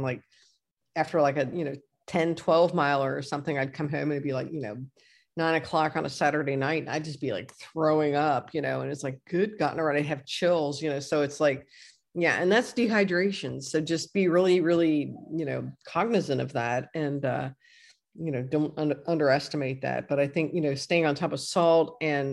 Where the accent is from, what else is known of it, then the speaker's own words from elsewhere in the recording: Batavia, Ohio, United States; moved away; my hometown of Batavia, Ohio